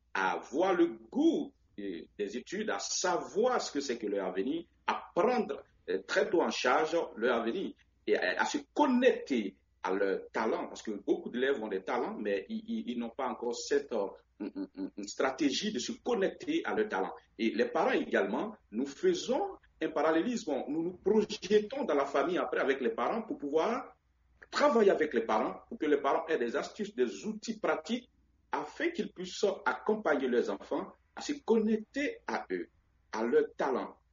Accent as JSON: {"language": "French", "region": "Vallée du Bandama", "country": "Côte d’Ivoire", "tie": "born or raised there", "said": "je suis originaire de la Côte d'Ivoire, natif de Bourbeau et une petite coquette ville située à quelques kilomètres de Boaké, dans le centre de la Côte d'Ivoire"}